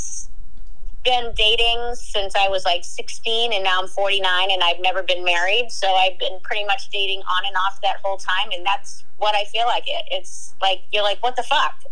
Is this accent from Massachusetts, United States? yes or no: yes; Boston, Massachusetts, United States; I'm from Boston